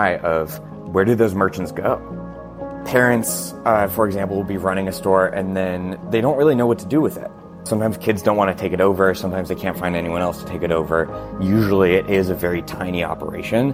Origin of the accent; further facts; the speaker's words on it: Portland, United States; growing up in Portland had a huge interest in local crafts